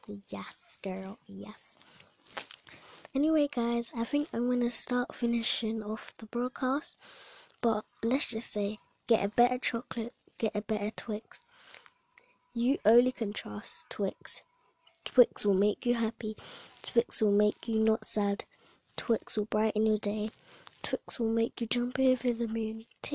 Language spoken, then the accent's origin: English; Jamaica; Not even I'm eating the Bounty, and I think I'm from Jamaica.